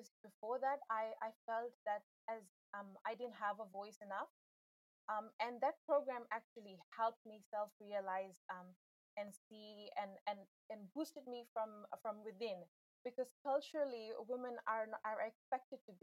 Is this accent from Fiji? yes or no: yes; Fiji; I'm from Fiji. I live in the capital city, Suva. I am of Indian descent